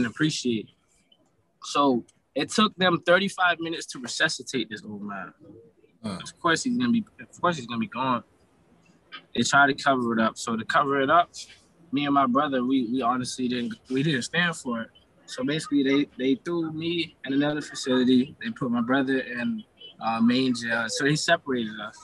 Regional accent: Broward County, Florida, United States; now in Tallahassee, United States; I'm from Broward County.

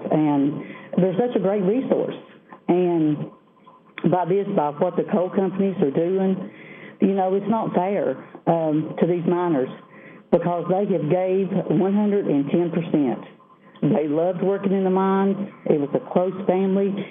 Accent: Southwest Virginia, United States; I am from Southwest Virginia

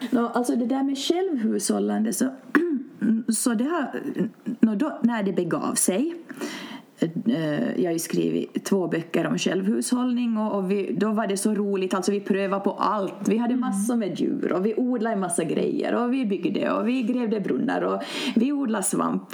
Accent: Finland; egentligen är jag uppvuxen en, i en grannby, så det här mm. området är som känt för mig

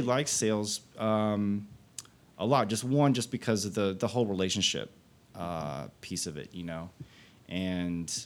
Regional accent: Fort Worth, Texas, United States; also born or lived in Austin, Texas; I was born and raised in Fort Worth. I came to Austin in 94

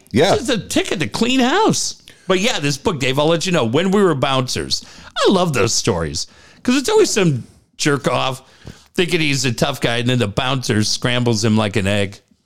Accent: Cardiff, California, United States; also born or lived in San Diego / London; Growing up in Cardiff

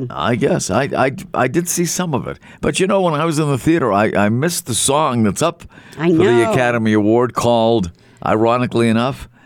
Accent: Scotland, United Kingdom; But I'm Scot. I'm Scottish, and I like a good deal when I can get one.

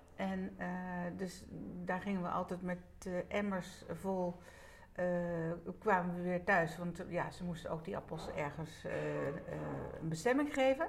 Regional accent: Netherlands; daar ben ik inderdaad geboren. En de kamer daarnaast eh, hadden mijn ouders een zitkamer. Ja. Mijn ouders die woonden hier eh, met mijn grootouders

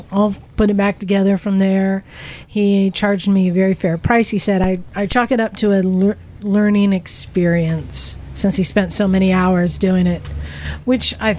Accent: Oakland, California, United States; I'm from Oakland

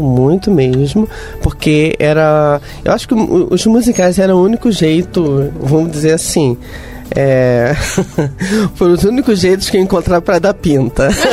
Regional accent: Rio de Janeiro, Brazil; accent: carioca; eu sou carioca

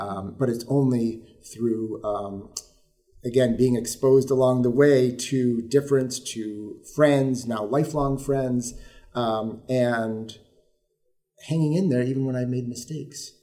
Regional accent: Mount Morris, New York, United States; I grew up in this region on the other side of the Finger Lakes and in a very small community, Mount Morris, New York

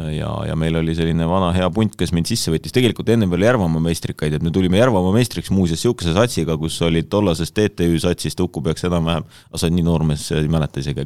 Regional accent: Iisaku, Ida-Viru County, Estonia; ma sünnipäraselt tegelikult olen Ida-Virumaalt

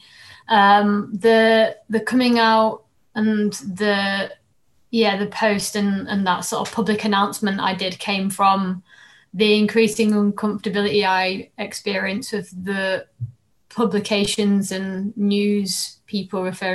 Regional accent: Doncaster, Yorkshire and the Humber, United Kingdom; when I was growing up in Doncaster

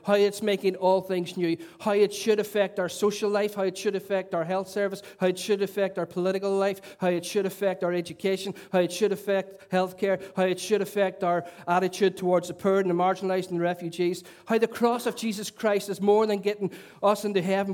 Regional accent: Derry, Northern Ireland, United Kingdom; I was a young boy growing up in Lincoln Courts in Stoke City, capital of culture

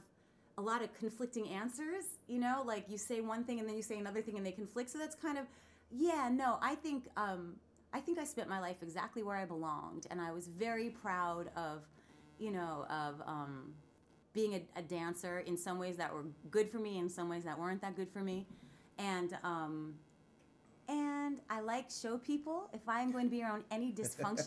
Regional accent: Long Island, New York, United States; I grew up on Long Island.

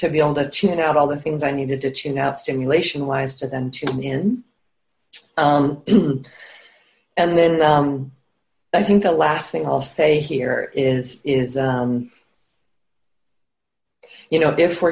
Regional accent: Rocky Mountains, United States; I grew up high in the Rocky Mountains in the United States

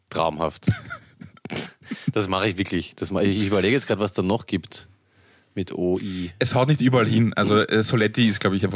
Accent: Vienna, Austria; Wir kommen aus einem Arbeiterbezirk, aus Arbeitervierteln und haben entsprechenden, einen entsprechenden Sprachgebrauch und manchmal, um ähm, in anderen Situationen oder in anderen Kontexten nicht zu sehr den Floridsdorfer oder wo auch immer man herkommt äh, heraushängen zu lassen

